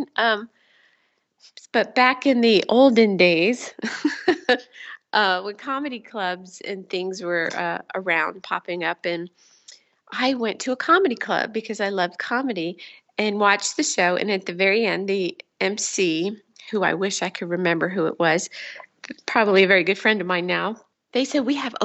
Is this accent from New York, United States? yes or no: yes; New York, United States; moved away as an adult; also born or lived in Philadelphia; now in California, United States; I'm from New York